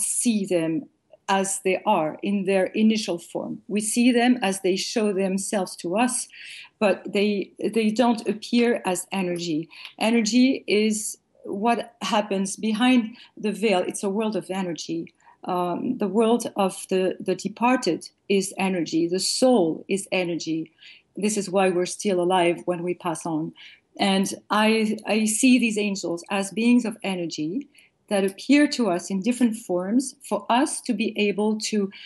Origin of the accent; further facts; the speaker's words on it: France; raised, born and raised in France